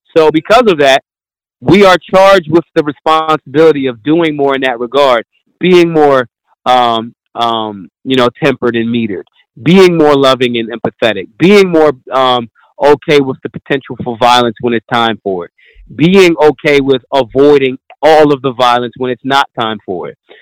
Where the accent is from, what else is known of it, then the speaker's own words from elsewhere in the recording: Philadelphia, Pennsylvania, United States; I'm I'm from Philly